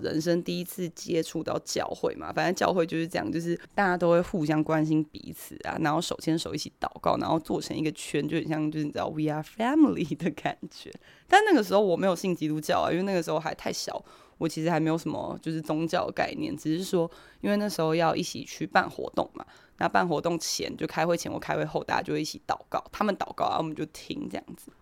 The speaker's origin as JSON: {"language": "Chinese", "country": "Taiwan", "also_born_or_lived": "South Korea", "moved": "as an adult", "said": "我台湾人啊，我刚搬来第一天"}